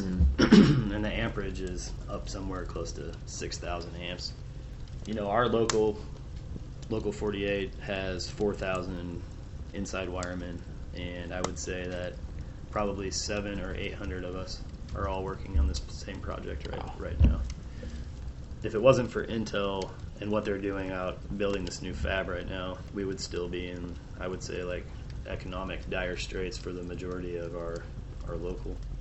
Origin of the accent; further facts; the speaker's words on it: Peoria, Illinois, United States; moved away as an adult; also born or lived in DeKalb, Illinois / Naperville, Illinois / Idaho; now in Portland, United States; I grew up in Illinois. I was uh, born in a town called DeKalb, which is about an hour outside of Chicago, and I lived there until I was three, and then we moved to one of the suburbs called Naperville, and uh, after that, we moved to central Illinois to Peoria, which is where I did most of my growing up